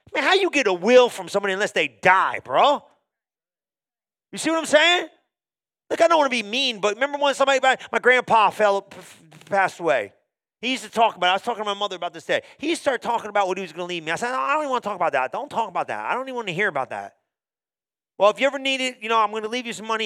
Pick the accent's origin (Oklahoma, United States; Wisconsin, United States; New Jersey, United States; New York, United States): New Jersey, United States; I was born in New Jersey